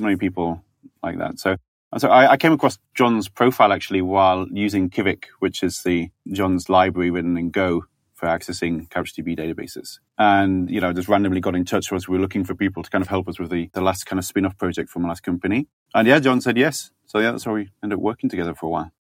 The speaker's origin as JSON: {"language": "English", "region": "Yorkshire and the Humber", "country": "United Kingdom", "said": "I'm from Yorkshire"}